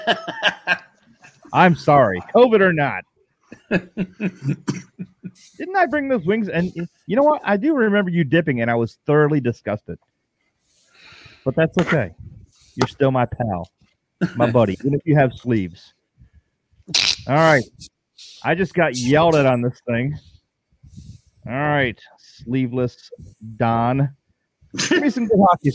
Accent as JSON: {"language": "English", "town": "Buffalo", "region": "New York", "country": "United States", "tie": "born or raised there", "moved": "yes", "lives_now": "Tampa Bay, United States", "said": "my father, when we grew up in Buffalo, New York"}